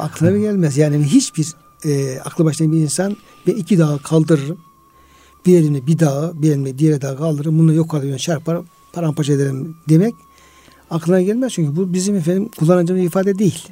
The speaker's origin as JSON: {"language": "Turkish", "region": "Artvin", "country": "Turkey"}